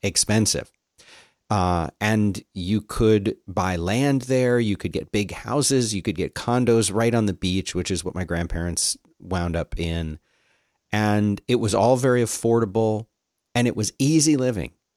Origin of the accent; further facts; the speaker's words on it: Philadelphia, Pennsylvania, United States; moved away; I grew up in Philly and always wanted to stay there